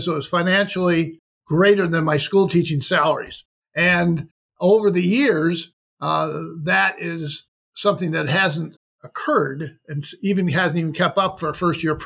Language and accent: English; Rochester, New York, United States; Rochester, New York, which was my hometown